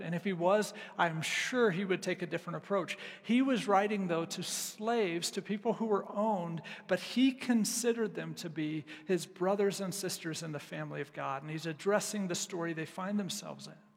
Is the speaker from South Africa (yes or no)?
no; United States